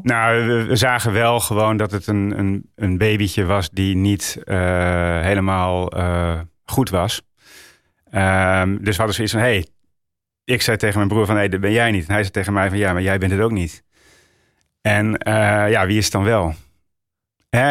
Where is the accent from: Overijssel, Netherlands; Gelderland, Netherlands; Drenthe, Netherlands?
Drenthe, Netherlands; Roden; also born or lived in Friesland / Groningen; ik kom uit Noord-Nederland